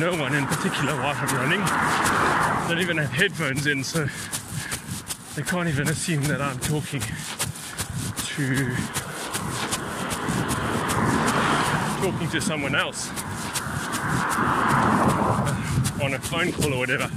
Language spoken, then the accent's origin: English; South Africa; moved away; I am from South Africa